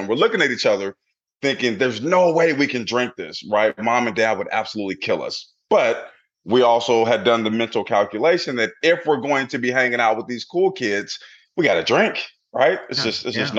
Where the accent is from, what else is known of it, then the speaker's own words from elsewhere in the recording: Portland, Oregon, United States; I grew up in Portland, Oregon in the 80s